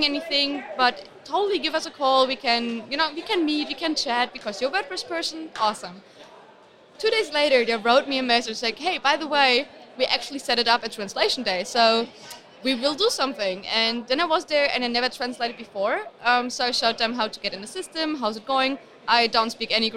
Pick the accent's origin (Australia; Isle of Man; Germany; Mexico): Germany; Berlin; I'm from Berlin original